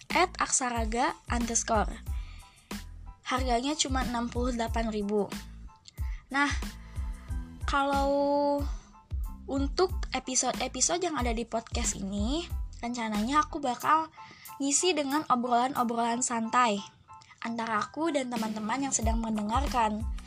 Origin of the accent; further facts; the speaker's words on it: Subang, West Java, Indonesia; also born or lived in Bandung; Aku dilahirkan di tanah Pasundan atau populer disebut Bandung pada 18 Mei 2000 Betul banget. Tahun ini beberapa bulan lagi aku menginjak usia 20 tahun. Dan aku dibesarkan di Kabupaten Subang.